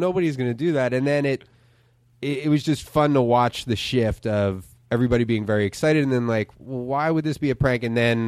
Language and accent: English; Philadelphia, Pennsylvania, United States; Northeast Tacony. Right over the Tacony-Palmyra Bridge.